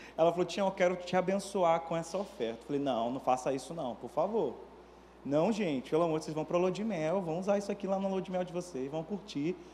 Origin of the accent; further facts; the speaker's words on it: Manaus, Amazonas, Brazil; moved away as an adult; also born or lived in Belo Horizonte; now in Rio de Janeiro, Brazil; eu sou natural de Manaus